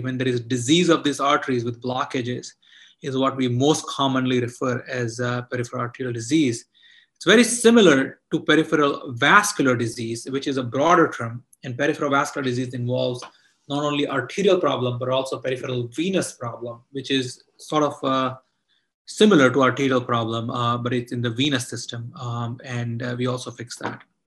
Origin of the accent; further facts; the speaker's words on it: India; moved away; I grew up in India